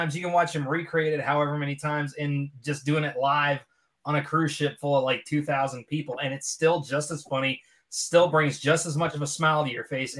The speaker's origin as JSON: {"language": "English", "town": "Pittsburgh", "region": "Pennsylvania", "country": "United States", "said": "I'm from Pittsburgh, man."}